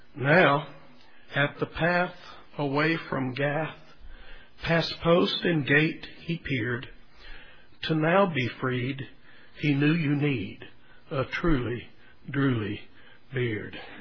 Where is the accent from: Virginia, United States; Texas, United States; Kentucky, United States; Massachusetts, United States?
Texas, United States; growing up in Texas